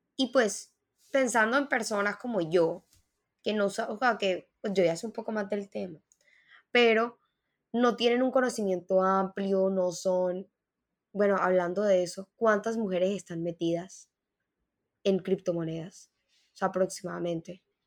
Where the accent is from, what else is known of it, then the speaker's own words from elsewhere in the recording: Mexico; now in Colombia; yo nací en México